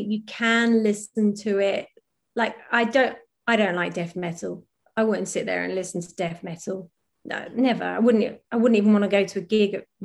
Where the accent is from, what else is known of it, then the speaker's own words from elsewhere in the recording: Norwich, East of England, United Kingdom; moved away as an adult; also born or lived in London; I'm from Norwich, I was doing this all in Norwich and then I moved to London